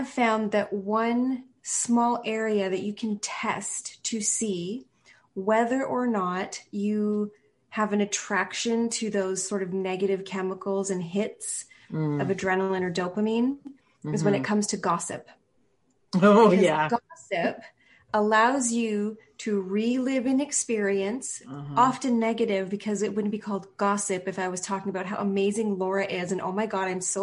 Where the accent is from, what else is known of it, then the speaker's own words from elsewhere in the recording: Canada; we're Canadian